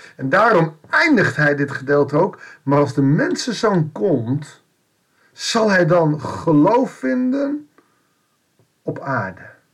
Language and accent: Dutch; Netherlands; wij ook in Nederland of in het Rijke Westen, als Westeling, als Nederlanders, als christenen